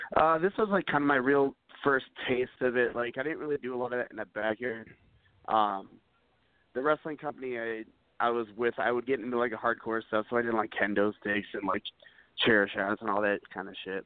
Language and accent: English; United States; moved away; I'm originally from the Quad Cities, which about three hours southwest of uh, Chicago